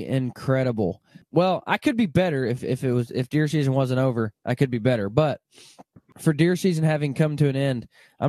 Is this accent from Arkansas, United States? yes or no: yes; Arkansas, United States; I remember, you know, I grew up in Arkansas, not far from you probably, and we would pull the duck boat to school with us.